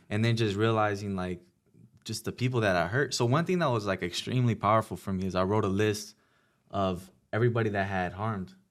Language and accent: English; Pomona, California, United States; I was from Pomona